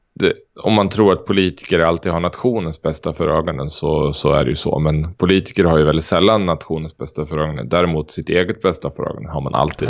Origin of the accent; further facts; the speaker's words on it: Sweden; jag är svensk